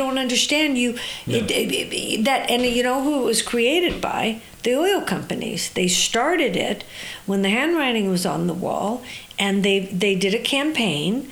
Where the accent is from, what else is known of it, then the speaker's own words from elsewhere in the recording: Orange County, California, United States; moved away as an adult; now in San Francisco Bay Area, United States; I was raised in Orange County